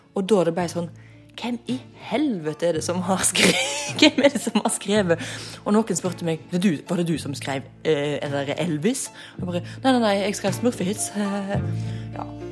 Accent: Ølen, Vestland, Norway; Ølen, der jeg kommer fra.

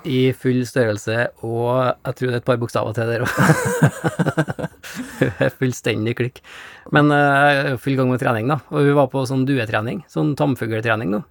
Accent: Norway; oppe i Ugndalen der jeg kommer fra

